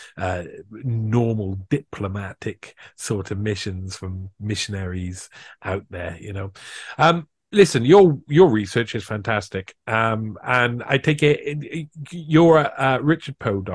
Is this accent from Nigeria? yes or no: no; Wales, United Kingdom; I'm a Welshman